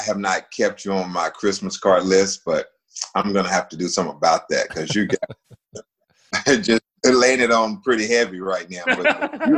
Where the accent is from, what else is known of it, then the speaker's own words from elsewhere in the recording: Winston-Salem, North Carolina, United States; moved away as an adult; now in Charleston, United States; Winston-Salem State, which is where my hometown is